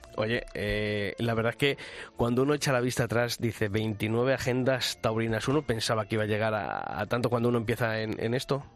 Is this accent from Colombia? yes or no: no; Ávila, Castile and León, Spain; allí en mi tierra, en Ávila